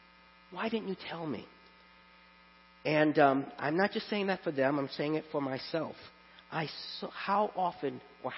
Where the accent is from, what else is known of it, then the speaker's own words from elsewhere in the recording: New York City, New York, United States; moved away as an adult; I grew up in Brooklyn, which they call the borough of churches.